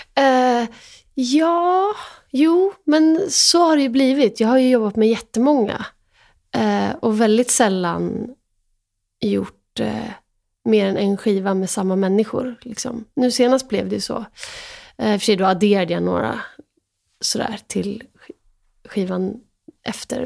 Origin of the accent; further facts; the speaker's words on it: Sweden; jag är också svensk